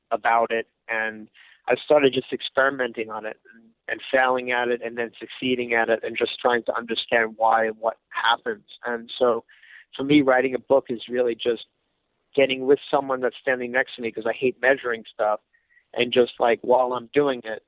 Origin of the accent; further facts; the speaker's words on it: Northeast, United States; I grew up in the Northeast